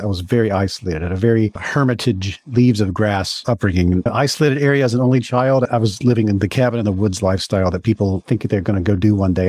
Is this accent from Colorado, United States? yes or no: no; Mississippi, United States; So I grew up in Mississippi and my family is all still in Mississippi